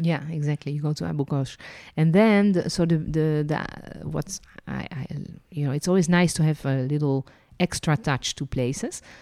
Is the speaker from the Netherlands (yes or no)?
yes; Netherlands; also born or lived in France; now in Israel; I was born in Holland. then lived and worked as a licensed tour guide in France and ended my journey living and working in Israel